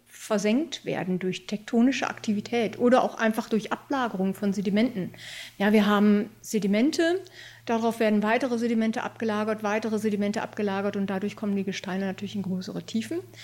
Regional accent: Germany; bei uns in Deutschland

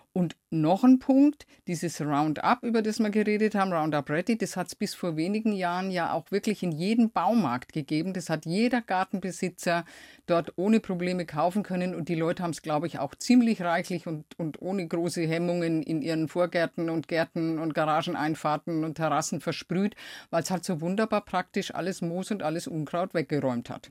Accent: Lower Franconia, Bavaria, Germany; ich komme ja aus Unterfranken

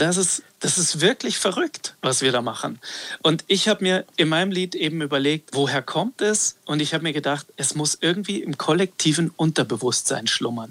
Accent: Gmund am Tegernsee, Bavaria, Germany; Ich bin am Tegernsee groß geworden, in Gmund am Tegernsee, am Nordende des Tegernsees

